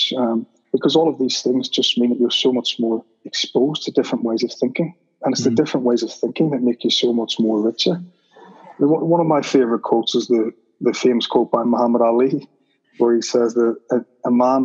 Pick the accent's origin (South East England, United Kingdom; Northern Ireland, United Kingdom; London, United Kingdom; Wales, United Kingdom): Northern Ireland, United Kingdom; Belfast; I grew up in Belfast